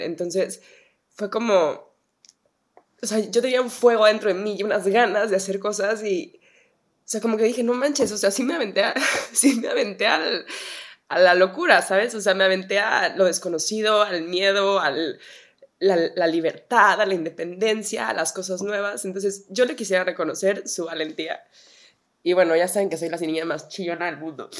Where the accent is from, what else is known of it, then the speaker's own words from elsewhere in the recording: Mexico; moved away as an adult; now in United States; de México